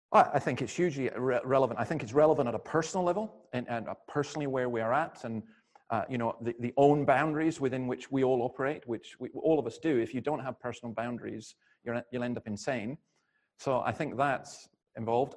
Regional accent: Scotland, United Kingdom; I'm not from around here. I'm from Scotland.

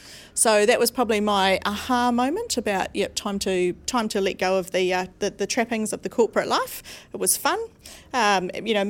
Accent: New Zealand; I am from New Zealand

